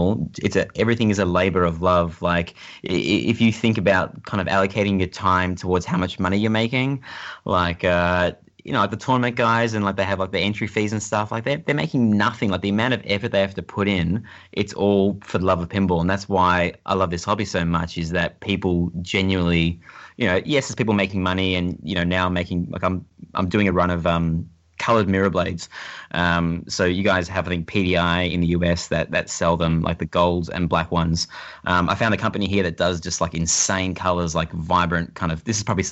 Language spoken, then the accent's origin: English; Australia